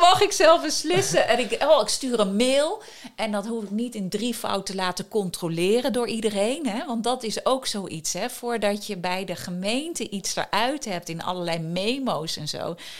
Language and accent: Dutch; Wageningen, Gelderland, Netherlands; also born or lived in Groningen; Ik ben in Wageningen opgegroeid. Ik ben in Groningen geboren.